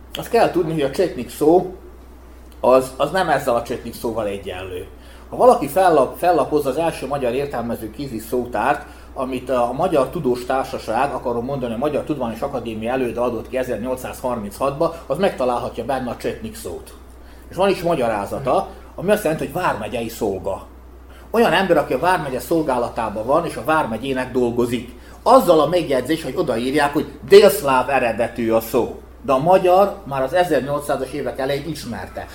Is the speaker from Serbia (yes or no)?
yes; Bačka Topola, Vojvodina, Serbia; én Topolyi származás születésű vagyok